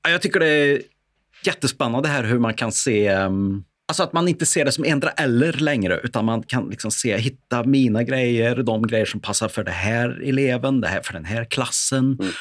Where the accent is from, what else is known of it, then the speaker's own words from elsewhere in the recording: Värmland, Sweden; accent: Värmland dialect (värmländska); vår kombination av både värmländska och skånska